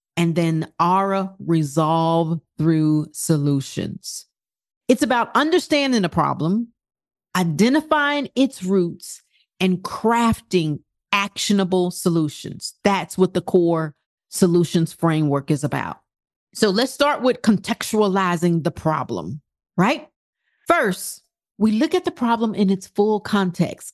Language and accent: English; United States; our principles in this country as American